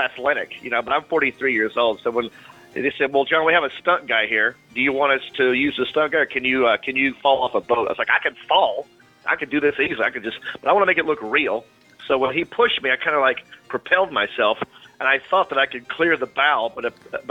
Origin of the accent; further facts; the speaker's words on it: North Carolina, United States; my home state of North Carolina